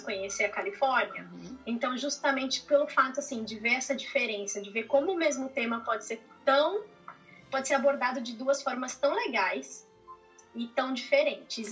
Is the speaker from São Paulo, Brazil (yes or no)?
yes; São Paulo, Brazil; moved away as an adult; now in Austin, United States; eu sou de São Paulo, moro aqui em Austin, no Texas, é, desde